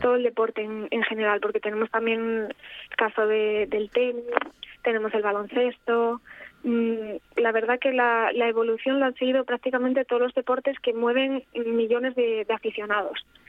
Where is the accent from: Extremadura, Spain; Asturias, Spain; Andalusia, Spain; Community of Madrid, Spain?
Asturias, Spain; Gijón; also born or lived in Paris; soy eh, de Gijón